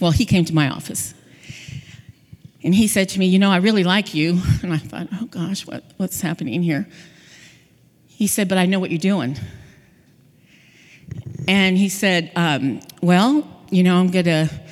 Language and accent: English; Hawaii, United States; moved away; also born or lived in California; I'm from Hawaii. I lived in California near the beach.